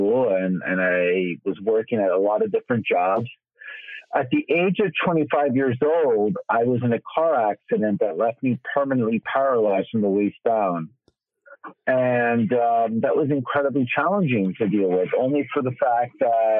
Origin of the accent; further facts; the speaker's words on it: New York City, New York, United States; I'm born and raised right in the heart of New York City